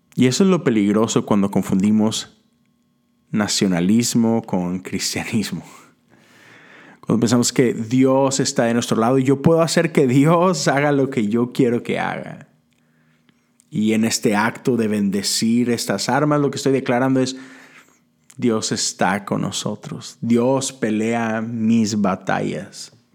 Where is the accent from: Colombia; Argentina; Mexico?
Mexico; Yo soy de México